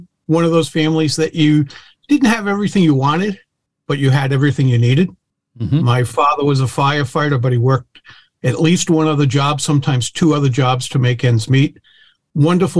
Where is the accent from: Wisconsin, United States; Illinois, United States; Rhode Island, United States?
Rhode Island, United States; Providence; I was born in Providence, Rhode Island